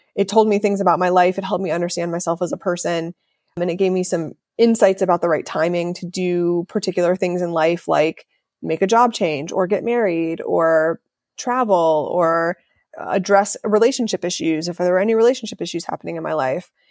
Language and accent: English; Ohio, United States; I grew up in Ohio